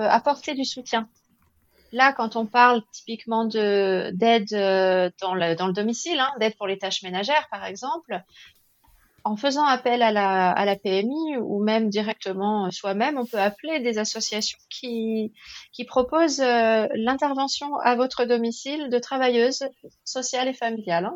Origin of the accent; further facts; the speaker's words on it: France; ici, chez nous, en France